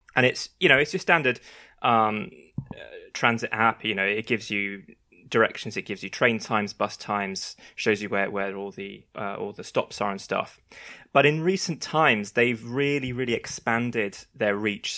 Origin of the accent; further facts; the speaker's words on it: London, United Kingdom; as a Londoner